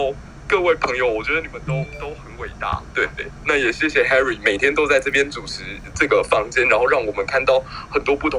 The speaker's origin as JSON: {"language": "Chinese", "country": "Taiwan", "said": "我觉得身为一个台湾人好，好好幸运能够拥有你们这样子的一群战友。"}